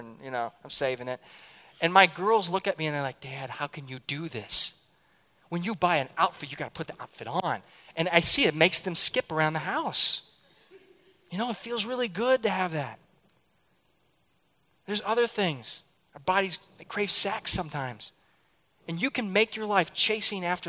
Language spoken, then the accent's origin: English; St. Louis, Missouri, United States; I grew up in St. Louis